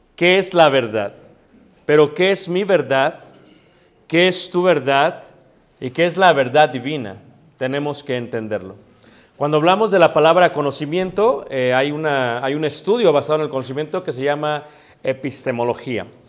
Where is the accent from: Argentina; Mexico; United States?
Mexico; Yo soy latino, mestizo, soy mexicano